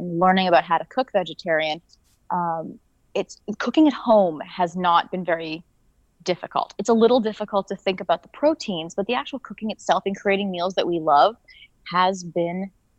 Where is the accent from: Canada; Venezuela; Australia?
Canada; I'm Canadian.